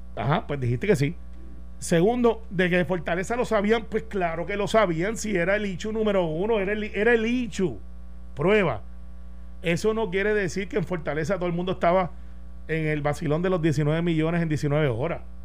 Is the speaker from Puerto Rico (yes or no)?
yes; Puerto Rico; los puertorriqueños somos así